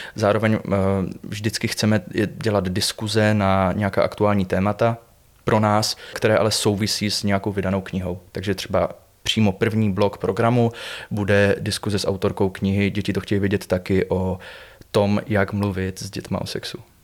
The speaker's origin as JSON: {"language": "Czech", "town": "Buchlovice", "region": "Zlín Region", "country": "Czechia", "said": "Já pocházím z Buchlovic teda, což je takový městys nedaleko Uherského hradiště"}